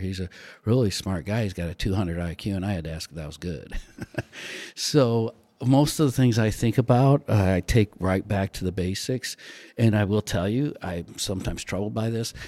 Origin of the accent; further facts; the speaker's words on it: South Bend, Indiana, United States; I grew up in South Bend, went to the University of Notre Dame